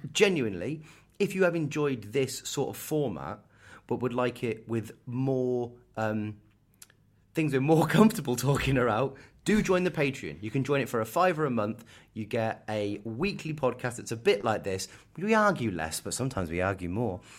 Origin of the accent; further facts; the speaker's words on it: Kettering, East Midlands, United Kingdom; moved away; I was born in Kettering